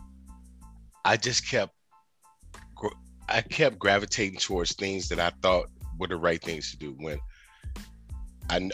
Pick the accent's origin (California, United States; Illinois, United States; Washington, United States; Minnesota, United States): Illinois, United States; Chicago; I'm from Chicago